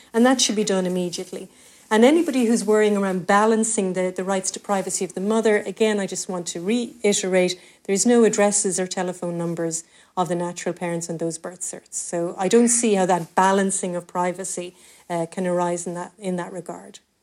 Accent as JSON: {"language": "English", "town": "Cork", "region": "Munster", "country": "Ireland", "said": "we're both from Cork City, Mick, and that's a very small, tight knit community"}